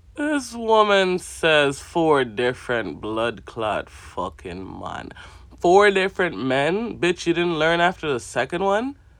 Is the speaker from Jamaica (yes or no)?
yes; Jamaica; assigned to me as a Jamaican